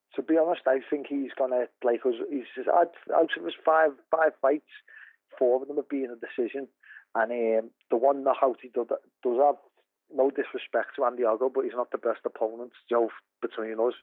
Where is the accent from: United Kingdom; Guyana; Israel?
United Kingdom; Liverpool, North West England; I'm, I'm from Liverpool